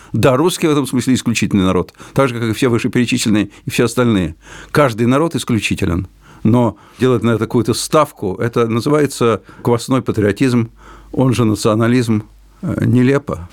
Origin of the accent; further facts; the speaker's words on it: Moscow, Russia; first language Russian; у меня родной русский язык, я человек русской культуры, родившийся в Москве